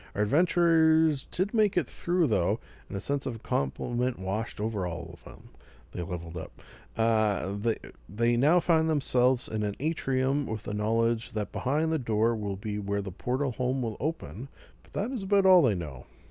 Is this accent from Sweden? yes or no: no; Canada; I am Canadian